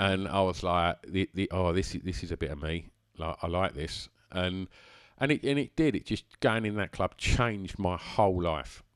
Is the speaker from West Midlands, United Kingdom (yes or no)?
no; Essex, East of England, United Kingdom; born or raised there